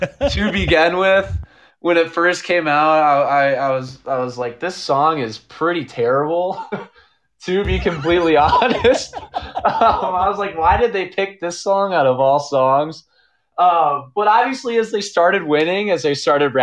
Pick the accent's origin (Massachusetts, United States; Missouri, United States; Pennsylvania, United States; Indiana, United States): Missouri, United States; St. Louis; I love St. Louis. Obviously, that's where I was born and raised.